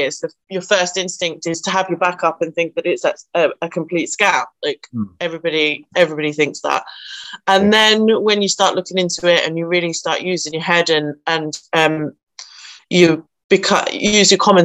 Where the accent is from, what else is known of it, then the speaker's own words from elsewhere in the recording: Nottinghamshire, East Midlands, United Kingdom; I am from Nottinghamshire